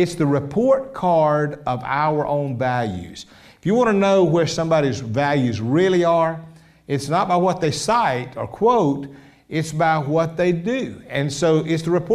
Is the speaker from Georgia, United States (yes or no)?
yes; Columbus, Georgia, United States; Columbus, Georgia